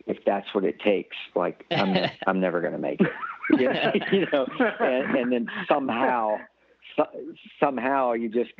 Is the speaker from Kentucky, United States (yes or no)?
no; Gulfport, Mississippi, United States; growing up in South Mississippi